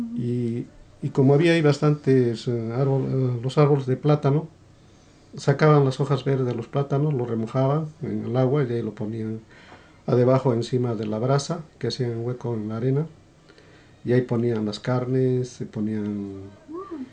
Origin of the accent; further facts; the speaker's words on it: Quillabamba, Cusco, Peru; moved away as an adult; nací en Perú y bueno, llegué a emigrar a varios, a varios países